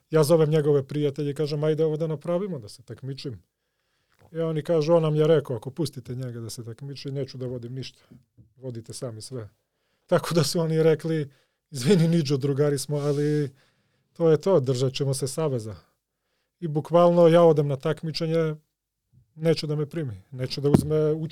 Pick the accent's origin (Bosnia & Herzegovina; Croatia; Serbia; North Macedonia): North Macedonia; Skopje; born there; Croatian is a second language; I ja se setim, ja sam makedonac, rođen sam ovde u Skoplju.